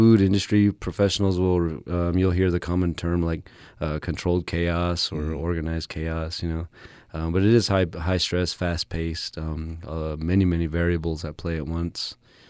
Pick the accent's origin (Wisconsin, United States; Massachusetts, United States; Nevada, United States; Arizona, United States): Arizona, United States; Whiteriver; also born or lived in Window Rock, Arizona; I was born and raised on the White Mountain Apache tribe, and since we were matrilineal societies, I identify as White Mountain Apache, but I never forget that I'm Diné. I'm Navajo on my dad's side from Crown Point, New Mexico, in the Eastern Navajo Nation